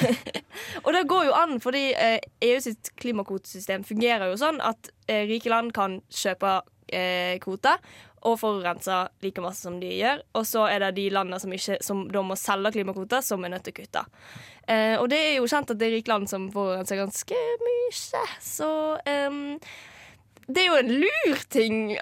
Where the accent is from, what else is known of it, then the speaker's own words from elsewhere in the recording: Norway; moved away; also born or lived in Trondheim; jeg kommer fra Norges nest minste kommune